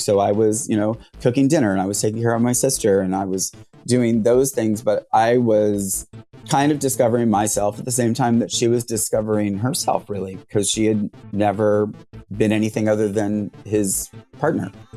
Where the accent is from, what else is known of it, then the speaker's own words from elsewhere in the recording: Jacksonville, Florida, United States; also born or lived in Orlando; I'm from Jacksonville. So I grew up in Jacksonville